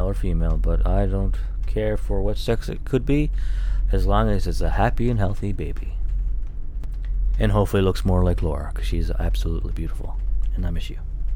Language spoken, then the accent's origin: English; Newfoundland and Labrador, Canada